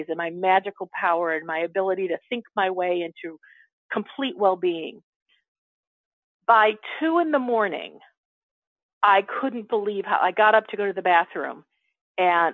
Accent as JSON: {"language": "English", "town": "Chicago", "region": "Illinois", "country": "United States", "tie": "born or raised there", "said": "a sarcastic sense of humor like I grew up with in Chicago"}